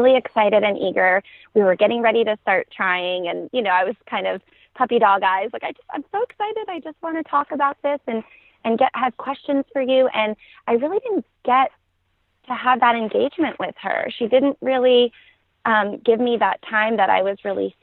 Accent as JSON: {"language": "English", "region": "New York", "country": "United States", "moved": "as an adult", "lives_now": "Atlanta, United States", "said": "we're originally from New York, but we've been here in the Atlanta area for about 4 years now."}